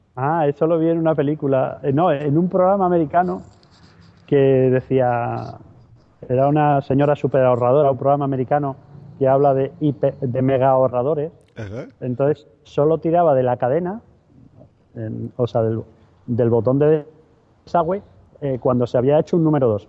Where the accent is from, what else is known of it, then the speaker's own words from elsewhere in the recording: Madrid, Community of Madrid, Spain; now in Seville, Spain; yo soy de Madrid, aunque vivo en Sevilla